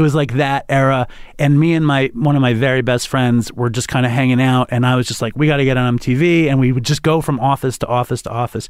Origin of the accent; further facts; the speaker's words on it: New York City, New York, United States; I grew up in Manhattan.